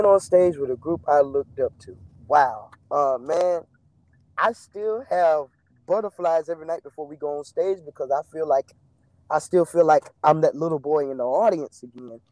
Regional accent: Greenville, North Carolina, United States; I'm from Greenville, North Carolina.

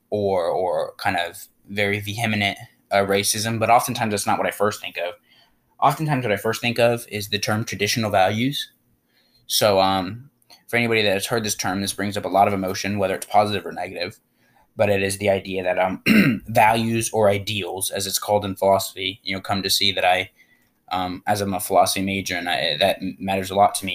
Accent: United States; as an American, and obviously we both are born and raised here.

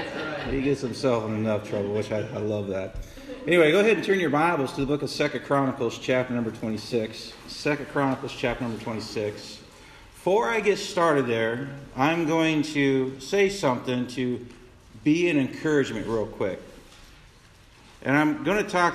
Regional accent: Council Bluffs, Iowa, United States; I came back to my hometown, back in Council Bluffs

